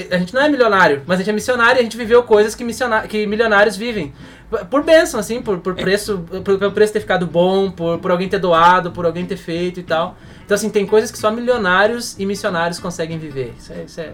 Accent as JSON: {"language": "Portuguese", "country": "Brazil", "also_born_or_lived": "Papua New Guinea", "first_language": "Portuguese", "moved": "as an adult", "said": "a gente é brazuca aqui"}